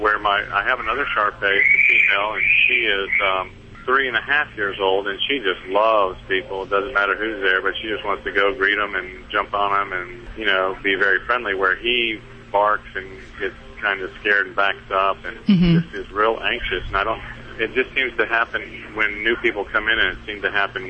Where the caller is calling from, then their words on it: Marietta, Georgia, United States; From Marietta, Georgia.